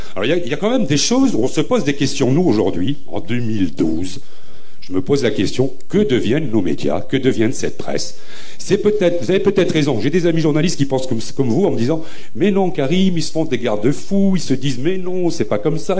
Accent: Beaumont, France; also born or lived in Nord-Pas-de-Calais; je suis né à Beaumont, dans les années 60-70

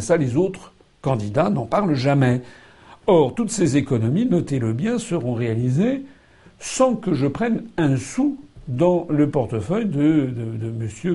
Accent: France; je suis français

